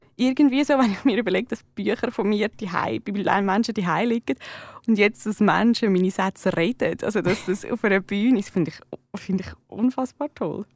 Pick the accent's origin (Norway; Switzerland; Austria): Switzerland; als äh, Schweizerin, Schweizer geboren zu sein